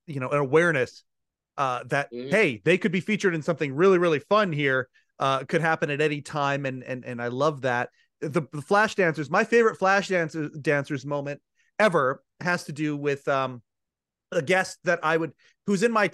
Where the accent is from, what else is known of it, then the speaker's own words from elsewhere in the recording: Canada; I'm a Canadian, but we had all the American feeds up here, of course, growing up